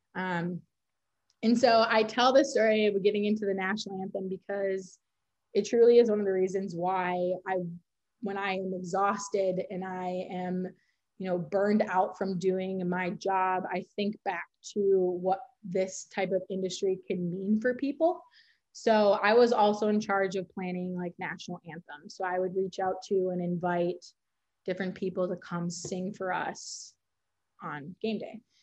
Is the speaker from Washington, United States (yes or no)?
no; Minnesota, United States; grew up in Minnesota, went to the University of Minnesota. You can probably hear that in my accent